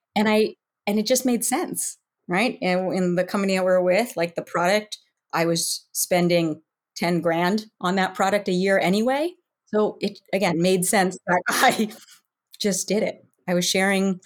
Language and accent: English; Western Massachusetts, United States; also born or lived in Northern California; now in Southern Florida, United States; I grew up in Western Mass